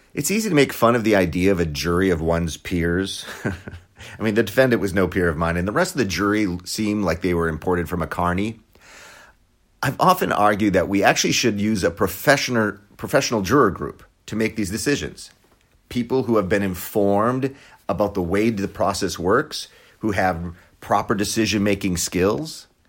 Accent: Wisconsin, United States; moved away; I was born and raised in Wisconsin

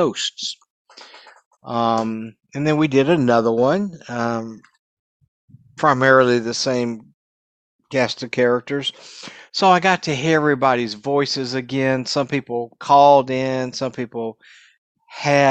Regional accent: Dallas, Texas, United States; moved away as an adult; also born or lived in Southern California; I am originally from Dallas, Texas. Spent a lot of years here in Dallas and North Texas

